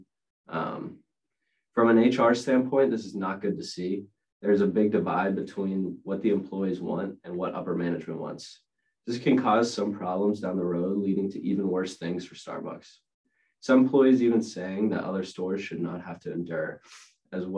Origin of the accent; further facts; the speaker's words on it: Pittsburgh, Pennsylvania, United States; I'm from Pittsburgh, PA